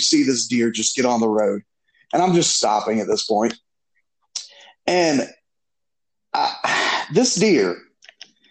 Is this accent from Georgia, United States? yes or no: yes; South Georgia, United States; we're all from South Georgia